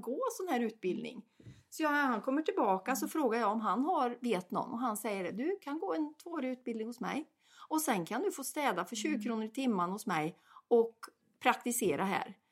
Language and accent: Swedish; Värmland, Sweden; accent: Värmland dialect; jag har pratat värmländska